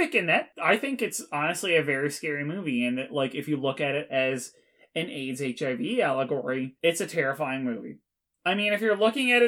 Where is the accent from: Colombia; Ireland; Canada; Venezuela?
Canada; We are Canadian, so it's English and French